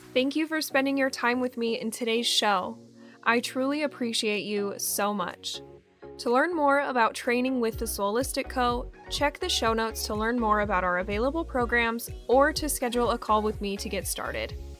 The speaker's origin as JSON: {"language": "English", "region": "Utah", "country": "United States", "moved": "as an adult", "lives_now": "Phoenix, United States", "said": "we are originally from Utah, but we moved to Phoenix like literally a week before our one year anniversary"}